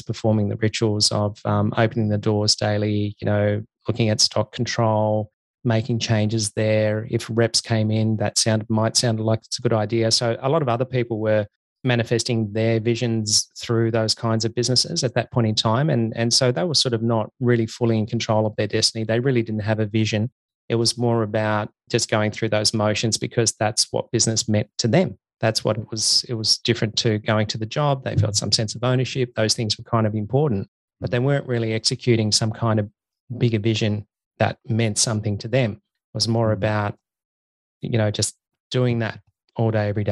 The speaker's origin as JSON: {"language": "English", "region": "Tasmania", "country": "Australia", "tie": "born or raised there", "said": "I grew up in Tasmania."}